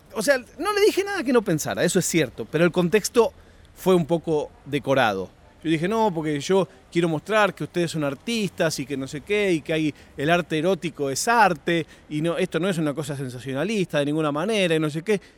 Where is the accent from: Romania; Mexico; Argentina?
Argentina; moved away; also born or lived in Europe; yo me crié en Argentina